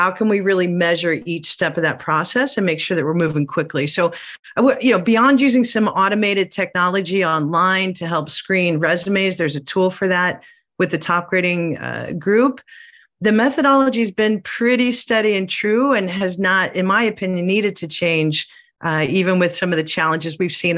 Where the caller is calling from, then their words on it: southern Chile, Chile; I am calling in from Southern Chile.